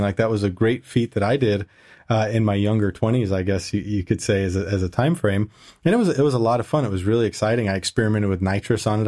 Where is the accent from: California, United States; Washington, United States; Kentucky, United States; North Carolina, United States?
California, United States; moved away as an adult; also born or lived in Indiana; now in Germany; I moved to California from Indiana, which that's a, a long story how I ended up in Indiana for a while. But I went back to California